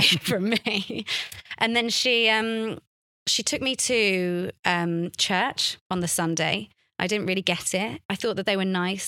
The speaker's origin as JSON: {"language": "English", "region": "London", "country": "United Kingdom", "tie": "born or raised there", "said": "a thirteen-year-old growing up in London"}